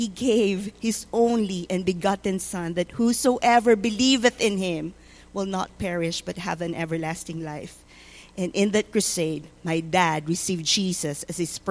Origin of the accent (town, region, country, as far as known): Philippines; born or raised there; now in Tulsa, United States